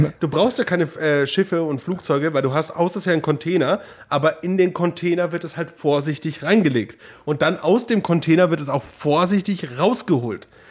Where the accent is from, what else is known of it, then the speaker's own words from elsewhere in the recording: Neumarkt in der Oberpfalz, Bavaria, Germany; in meiner Heimat in Neumarkt